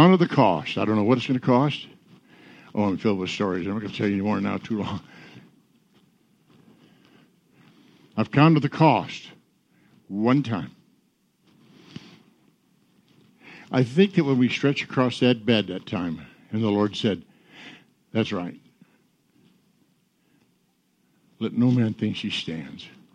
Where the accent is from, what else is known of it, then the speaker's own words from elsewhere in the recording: Michigan, United States; I'm not a Missourian. Where are you from? Michigan